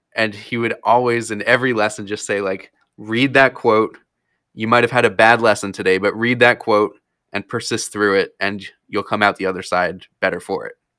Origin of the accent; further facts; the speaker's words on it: New Jersey, United States; moved away as an adult; also born or lived in Florida; now in Wisconsin, United States; I grew up in, yeah, I grew up in Florida, and then in fourth grade is when I moved up to New Jersey